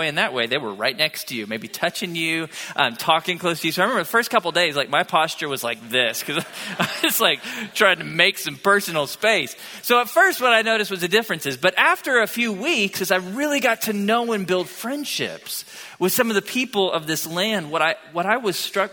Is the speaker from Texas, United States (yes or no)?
yes; Tomball, Texas, United States; moved away as an adult; now in Bryan-College Station, United States; I grew up in Tomball, about an hour south of here, when Tomball wasn't yet like a suburb of Houston